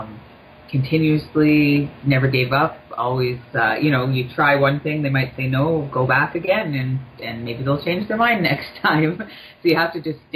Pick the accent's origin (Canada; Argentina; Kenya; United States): Canada; Thunder Bay, Ontario; now in Toronto, Canada; I'm not from Toronto. I'm actually from Thunder Bay